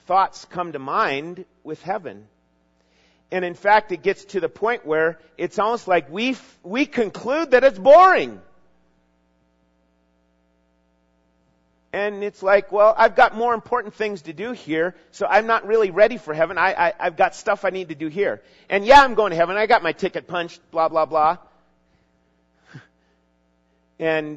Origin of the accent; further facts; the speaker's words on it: Minnesota, United States; even as a junior high and high school young guy in growing up in Minnesota